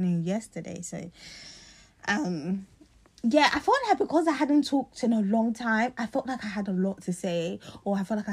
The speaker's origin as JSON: {"language": "English", "region": "London", "country": "United Kingdom", "moved": "as an adult", "said": "I'm from South London"}